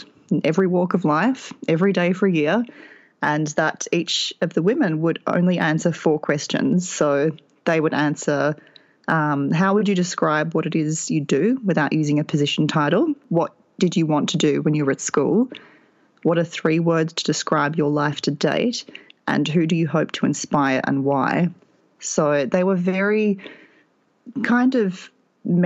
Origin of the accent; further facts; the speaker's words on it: Australia; now in Texas, United States; I'm not living in the country that I grew up in either. So I am an Australian. The accent might give that away, but I am currently living in Texas